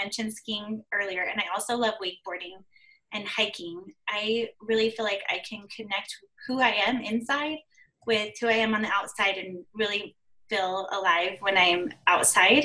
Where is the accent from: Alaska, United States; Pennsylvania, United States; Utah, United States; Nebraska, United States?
Utah, United States; Salt Lake City; I was born in Salt Lake City, Utah, and I have spent all of my life living in Utah